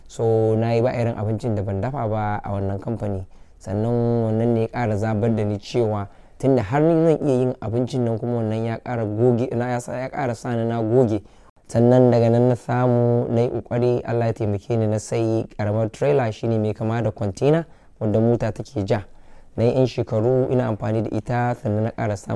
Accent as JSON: {"language": "Hausa", "town": "Kano", "region": "Kano State", "country": "Nigeria", "tie": "born or raised there", "moved": "yes", "lives_now": "London, United Kingdom", "said": "na tashi ne a garin Kano shekara ta 22 kenan a nan a London"}